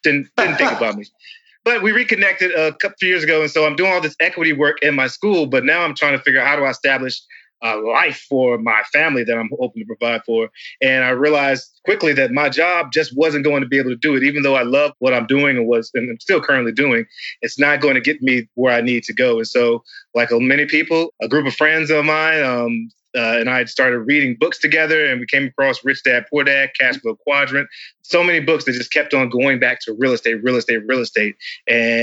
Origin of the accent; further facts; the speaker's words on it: North Carolina, United States; also born or lived in Alabama; grew up in North Carolina